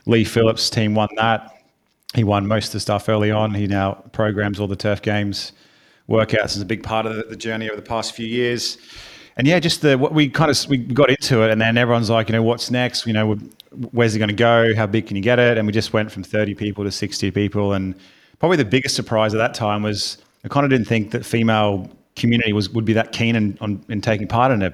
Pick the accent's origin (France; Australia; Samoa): Australia; Brisbane, Queensland; accent: Australian; moved away as an adult; now in United Kingdom; I am from Australia, hence the accent. From a sunny Brisbane.